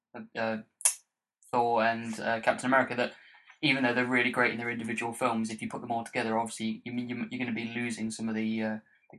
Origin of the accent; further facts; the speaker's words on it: United Kingdom; It's a part of being British.